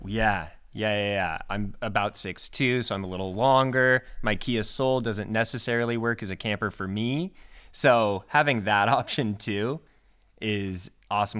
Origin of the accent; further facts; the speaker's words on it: Washington, United States; growing up in Washington State